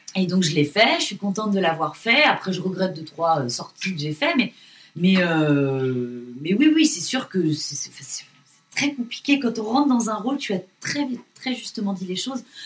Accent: France

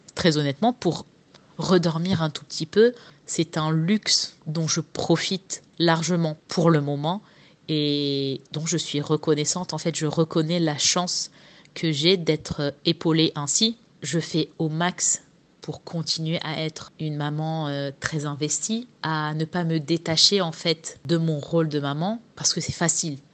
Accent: France; moved away as an adult; now in Dubai, United Arab Emirates; pour nous en tant que Français dans notre pays

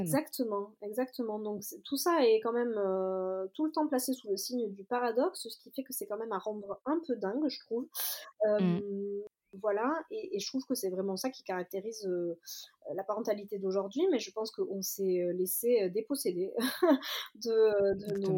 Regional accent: Marseille, Provence-Alpes-Côte d'Azur, France; je suis marseillaise.

